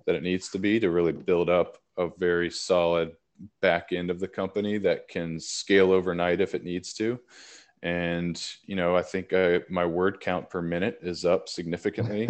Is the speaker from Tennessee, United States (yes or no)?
yes; Nashville, Tennessee, United States; moved away as an adult; also born or lived in Northern California / Oregon; I'm born and raised in Nashville, Tennessee